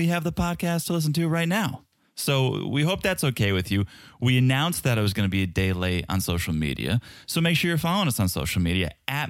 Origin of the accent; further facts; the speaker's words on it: Czechia; accent: Czech; So if it sounds a little bit different, yes, it's my Czech accent, but it's also probably the acoustics of this room.